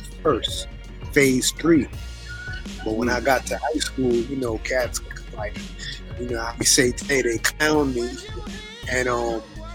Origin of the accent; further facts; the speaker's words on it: New York City, New York, United States; I was born in East New York, Brooklyn, and then I moved to the Bronx